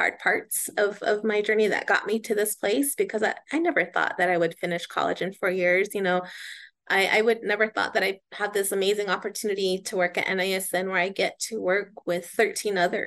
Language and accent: English; Pueblo of Laguna, New Mexico, United States; I am from the Pueblo of Laguna, which is about 45 miles west of Albuquerque